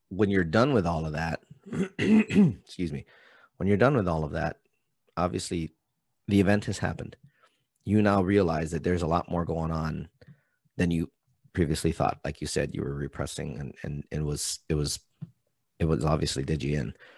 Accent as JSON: {"language": "English", "region": "Hawaii", "country": "United States", "moved": "yes", "said": "I'm from Hawaii."}